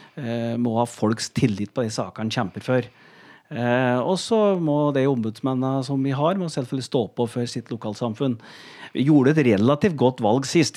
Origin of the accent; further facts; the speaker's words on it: Gjøvik, Innlandet, Norway; jeg er oppvokst på Gjøvik, i Vardal